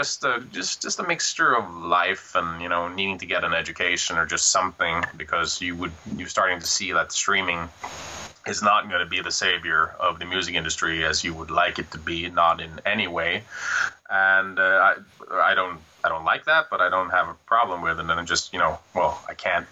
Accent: Norway; moved away as an adult; also born or lived in Kristiansand; now in Bergen, Norway; I was living in Fossen, my hometown, during that period.

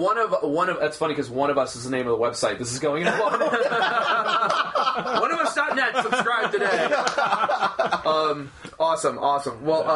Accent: United States; Yes, I've been very fortunate because I'm an American artist coming over there

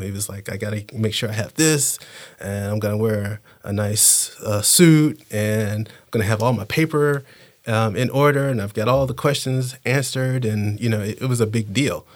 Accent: Panama City, Florida, United States; I learned growing up in Panama City

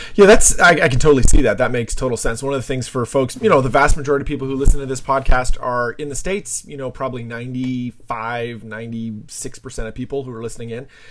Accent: Canada; also born or lived in New Jersey; I'm a Canadian as well

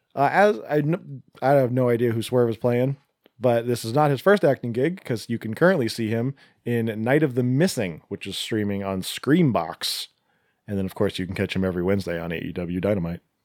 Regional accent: Seattle, Washington, United States; we're from the Seattle area

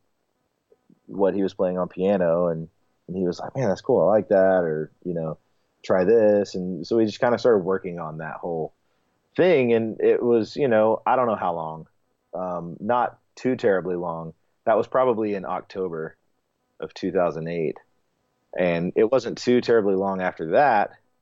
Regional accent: Texas, United States; moved away as an adult; now in Columbus, United States; I grew up in Texas. I moved to Ohio to finish school in Columbus around age 20

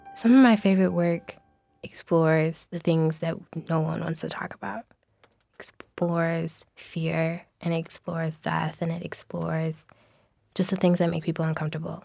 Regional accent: St. Louis, Missouri, United States; moved away; I am from Saint Louis

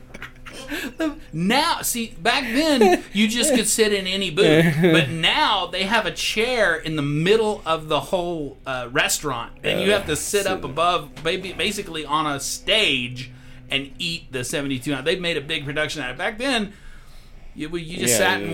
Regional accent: Texas, United States; also born or lived in Amarillo, Texas; I'm from Texas

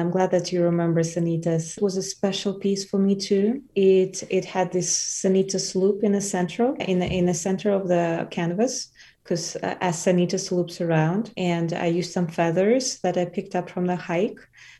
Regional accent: Wuhan, Hubei, China; English is a second language; I'm a person from Wuhan, China.

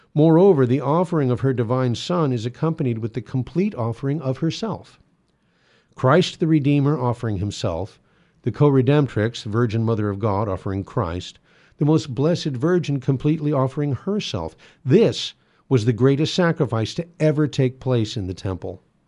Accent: United States; we are admonished to practice as American Catholics

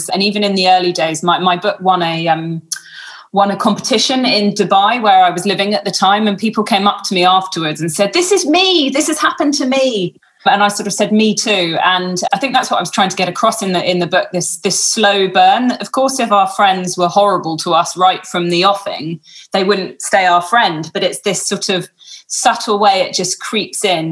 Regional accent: London, United Kingdom; moved away as an adult; now in Western Australia, Australia; I'm from London and all of my friends and family were still in lockdown in London

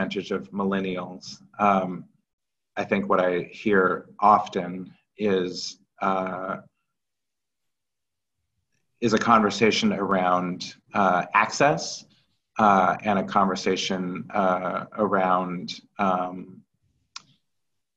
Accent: Kirkland, Washington, United States; also born or lived in St. Louis, Missouri; I grew up as a small black child in white suburbia in Kirkland, Washington.

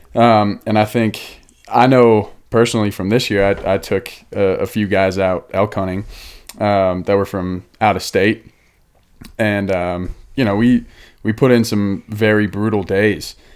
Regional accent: Denver, Colorado, United States; moved away; also born or lived in Boulder, Colorado; I'm from Denver, Boulder, here in Colorado

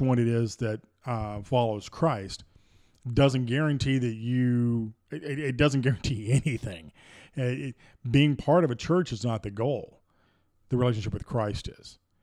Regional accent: Deep South, United States; growing up in the Deep South

